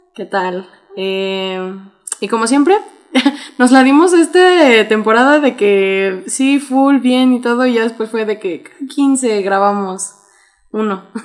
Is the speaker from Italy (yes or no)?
no; Mexico; como buenos mexicanos tenemos un chingo de regionalismos